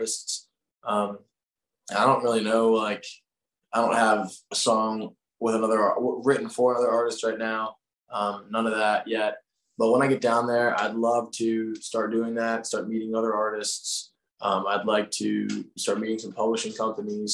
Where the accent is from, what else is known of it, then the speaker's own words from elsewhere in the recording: Linwood, New Jersey, United States; I grew up in Lynnwood